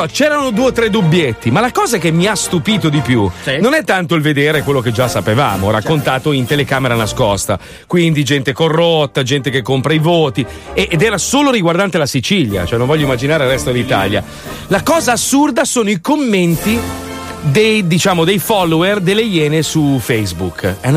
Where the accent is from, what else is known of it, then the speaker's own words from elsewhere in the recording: United States; io no, io sono americano.